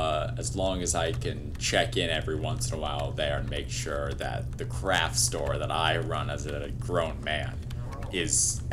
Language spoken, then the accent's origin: English; Virginia, United States; And that I am very proud of my home state, VA.